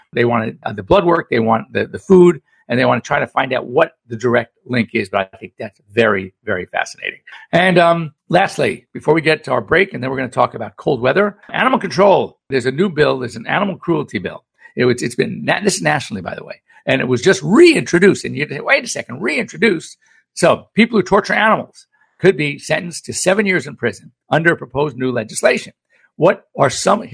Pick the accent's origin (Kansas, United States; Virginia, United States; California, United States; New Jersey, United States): California, United States; Los Angeles; growing up in Los Angeles